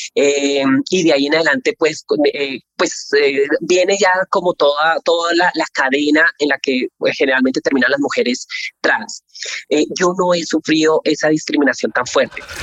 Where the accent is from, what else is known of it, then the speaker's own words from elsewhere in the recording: Colombia; soy colombiana